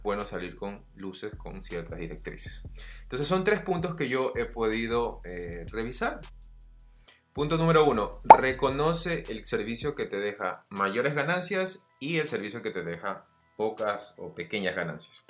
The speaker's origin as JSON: {"language": "Spanish", "town": "Guayaquil", "region": "Guayas", "country": "Ecuador", "said": "yo soy de Ecuador, ciudad de Guayaquil"}